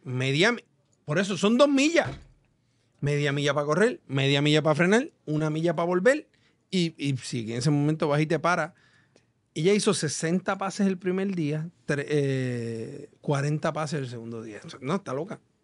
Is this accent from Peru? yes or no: no; Puerto Rico; nuestra isla